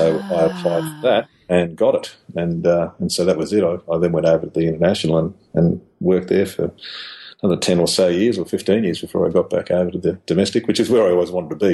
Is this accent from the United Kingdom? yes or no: no; Cumnock, New South Wales, Australia; also born or lived in Toowoomba; now in Brisbane, Australia; my hometown, which is Cumnock, down in western New South Wales